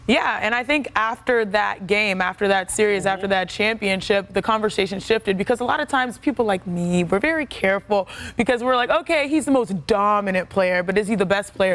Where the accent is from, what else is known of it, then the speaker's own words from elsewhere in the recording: Texas, United States; we're from Texas